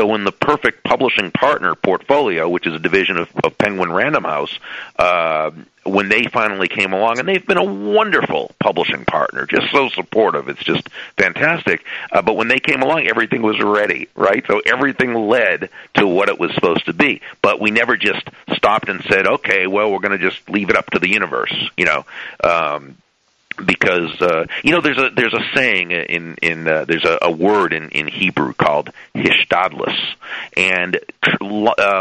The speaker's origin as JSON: {"language": "English", "region": "Massachusetts", "country": "United States", "tie": "born or raised there", "moved": "yes", "lives_now": "South Florida, United States", "said": "I grew up in Massachusetts, and you know, it's a great place, but it's cold"}